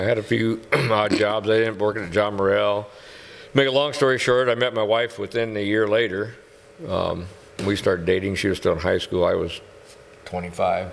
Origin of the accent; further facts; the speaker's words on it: Whiting, United States; I'm from Whiting